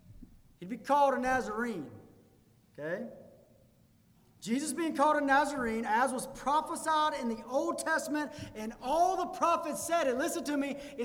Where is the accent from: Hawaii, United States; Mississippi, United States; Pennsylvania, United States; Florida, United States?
Mississippi, United States; Pearl; I read that and I thought, I can relate. I'm from Pearl. I feel like I can relate with that.